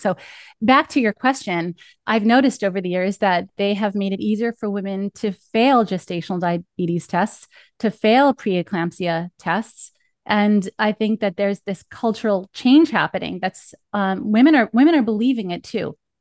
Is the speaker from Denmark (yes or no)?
no; Northeast, United States; accent: East Coast; I must sound like I'm from the Northeast